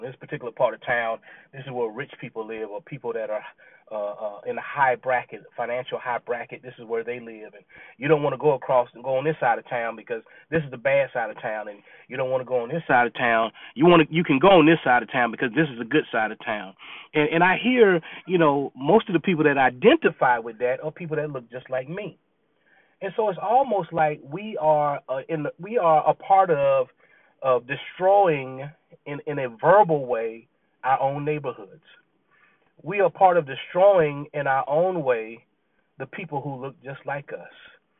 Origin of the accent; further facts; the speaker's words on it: Clemson, South Carolina, United States; You know, I grew up in Clemson, South Carolina. Clemson was not a bad area to live in. I grew up in a neighborhood with family, you know, cousins and everyone else.